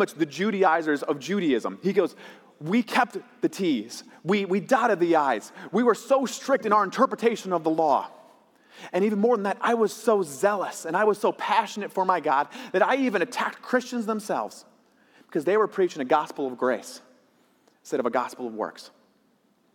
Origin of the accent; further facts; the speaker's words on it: Michigan, United States; my community college in my hometown up in Michigan